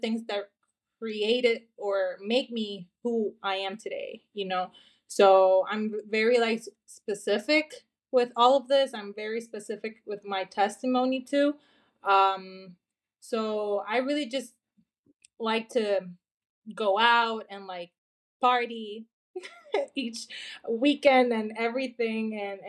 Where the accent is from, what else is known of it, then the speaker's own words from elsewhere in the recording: Honduras; I'm from Honduras. I'm currently here in Honduras. I live here. This is my home. This is my country.